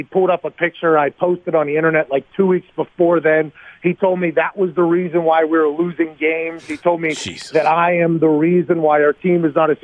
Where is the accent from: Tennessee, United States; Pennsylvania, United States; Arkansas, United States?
Pennsylvania, United States; Pittsburgh; I'm from Pittsburgh